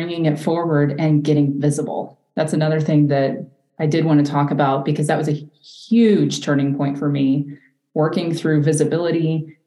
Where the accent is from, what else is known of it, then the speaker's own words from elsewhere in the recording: the South, United States; I grew up in the South